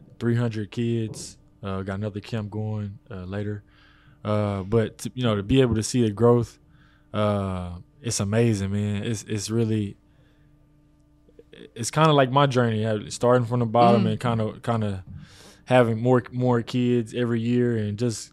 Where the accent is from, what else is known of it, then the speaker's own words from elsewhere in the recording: Waco, Texas, United States; moved away; be with my family and spend some time here in my hometown